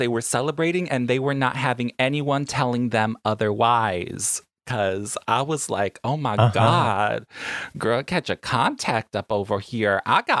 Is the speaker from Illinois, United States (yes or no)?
no; New York, United States; now in Long Beach, United States; I'm a New Yorker, I'm used to taking the public transportation.